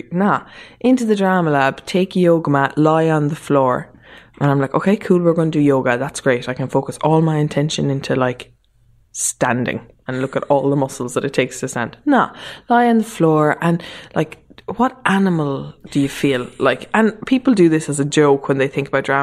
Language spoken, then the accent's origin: English; Mallow, Munster, Ireland; moved away as an adult; also born or lived in Germany / Dublin; we moved to Mallow so my mum could work after we moved back from Germany